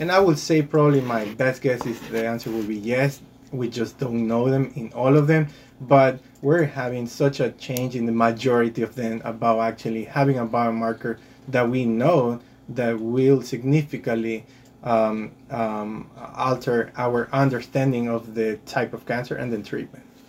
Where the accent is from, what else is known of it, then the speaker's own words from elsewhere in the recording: Guayaquil, Guayas, Ecuador; moved away as an adult; also born or lived in Rhode Island / Boston; now in United States; I did my medical school back in my home country in Guayaquil, Ecuador